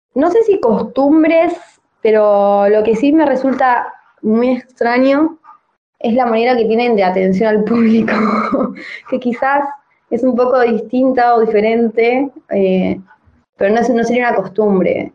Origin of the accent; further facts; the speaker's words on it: La Plata, Buenos Aires Province, Argentina; moved away as an adult; also born or lived in Darregueira, Buenos Aires Province; now in Tbilisi, Georgia; Nací en un pueblo de la provincia de Buenos Aires que se llama Darregueira, pero me crié en La Plata